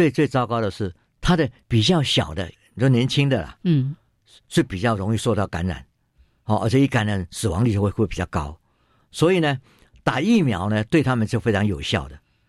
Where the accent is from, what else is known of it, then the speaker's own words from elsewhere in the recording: Qishan, Kaohsiung, Taiwan; 我我我是岐山长大的，